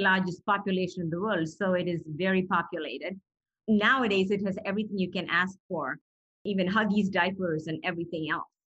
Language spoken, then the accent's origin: English; Chennai, Tamil Nadu, India; moved away; I was born in India in the city of Chennai, and the old name for Chennai was Madras.